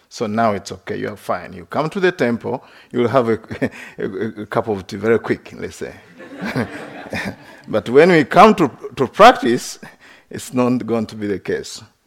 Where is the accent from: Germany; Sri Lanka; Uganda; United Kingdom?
Uganda; moved away as an adult; also born or lived in West Virginia; I grew up in Uganda.